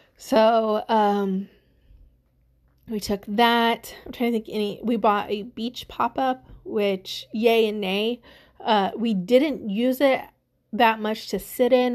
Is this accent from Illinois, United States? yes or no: yes; the Midwest, Illinois, United States; we are from the Midwest